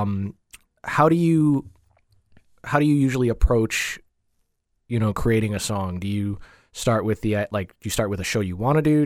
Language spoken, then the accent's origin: English; Coral Springs, Florida, United States; also born or lived in Jamaica; I grew up in Coral Springs.